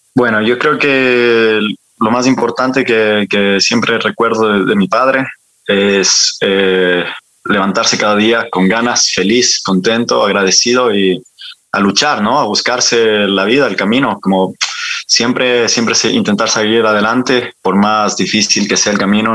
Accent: Ibarra, Imbabura, Ecuador; moved away as an adult; also born or lived in France / Bilbao, Spain / Barcelona, Spain; now in Spain; yo soy barreño, yo soy de la Ciudad Blanca, de los lados de Paila

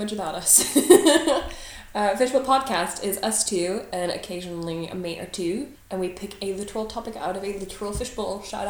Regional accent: United States; moved away as an adult; now in United Kingdom; I'm American, if you couldn't catch it.

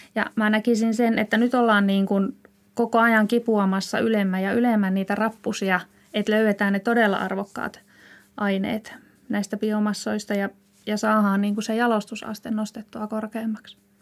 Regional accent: Ilomantsi, North Karelia, Finland; moved away; also born or lived in Joensuu; Lähtöisin olen Ilomantsista, sieltä metsien keskeltä

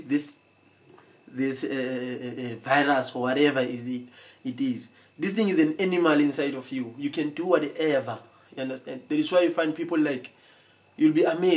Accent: Soweto, Gauteng, South Africa; where I come from Soweto, you understand, from the streets

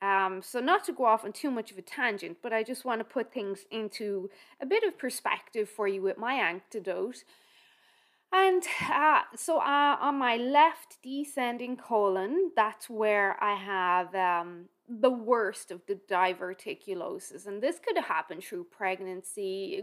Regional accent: Ireland; Remember, I'm Irish, so how you feel a heat wave is quite different to how I feel a heat wave.

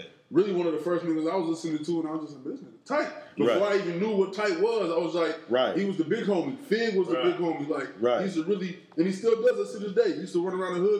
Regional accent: San Francisco, California, United States; I'm born and raised in Fillmore, San Francisco, man.

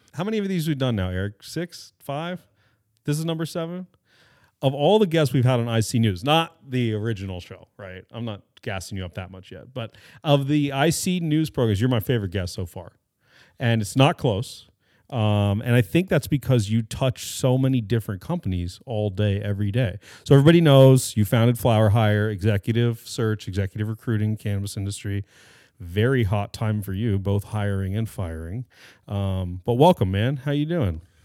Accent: California, United States; I'm Californian

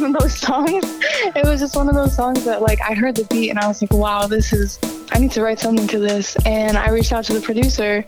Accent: Boston, Massachusetts, United States; I grew up in Boston. I grew up in Jamaica Plain

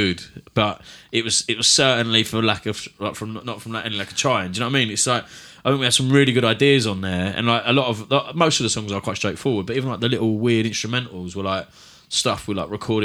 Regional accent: London, United Kingdom; accent: Cockney; I am a Cockney

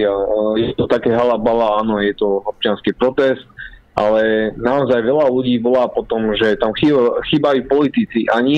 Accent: Slovakia; spája nás tá istá krv, sme Slováci

